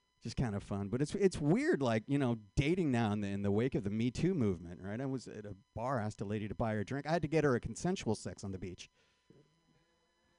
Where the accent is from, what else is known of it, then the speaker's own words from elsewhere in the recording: Marin County, California, United States; also born or lived in San Francisco; I was raised in Marin County